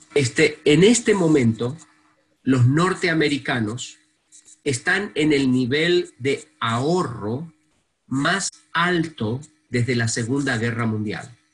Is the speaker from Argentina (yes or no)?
yes; Argentina; moved away; viniendo de un país como la Argentina